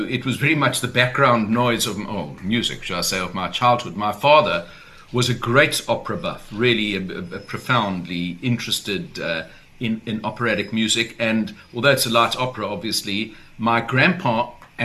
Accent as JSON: {"language": "English", "town": "Durban", "region": "KwaZulu-Natal", "country": "South Africa", "tie": "born or raised there", "said": "we grew up in Durban. I grew up in the 1960s and 70s there"}